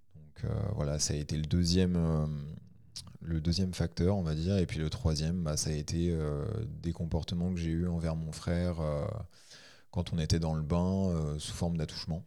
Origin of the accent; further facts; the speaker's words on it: Ain, Auvergne-Rhône-Alpes, France; Je suis de l'Ain